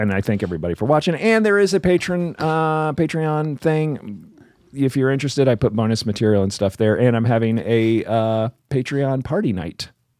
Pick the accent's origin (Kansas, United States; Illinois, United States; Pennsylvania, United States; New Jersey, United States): New Jersey, United States; I grew up in Jersey.